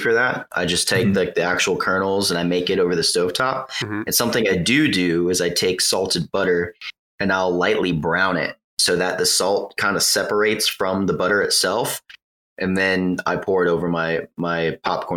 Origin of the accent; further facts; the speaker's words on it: Huntington Beach, California, United States; I grew up in Southern California. A lot of people kind of know that, Huntington Beach